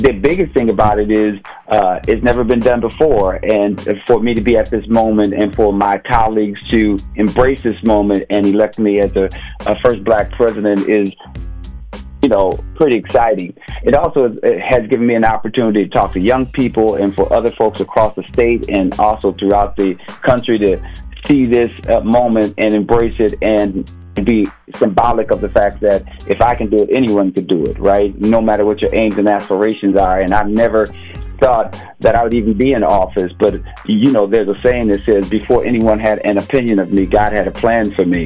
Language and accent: English; Minneapolis, Minnesota, United States; growing up in North Minneapolis